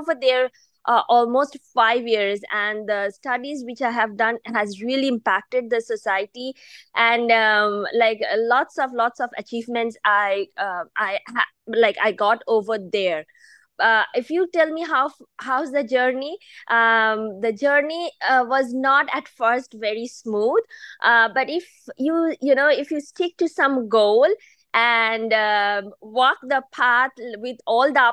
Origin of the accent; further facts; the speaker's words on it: Kolkata, West Bengal, India; moved away as an adult; also born or lived in Toronto, Canada; now in Boston, United States; I am born and brought up in India, in eastern part of India, from a very famous city called Kolkata